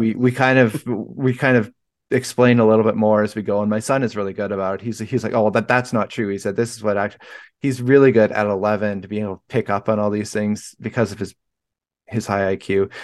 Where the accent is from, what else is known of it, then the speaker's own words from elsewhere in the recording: Vancouver, British Columbia, Canada; moved away; I'm from Vancouver, B C originally, so that's, like, right on the ocean.